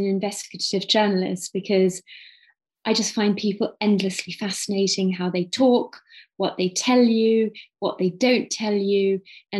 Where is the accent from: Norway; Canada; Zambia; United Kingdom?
United Kingdom; Cambridge, East of England; I'm originally from Cambridge, UK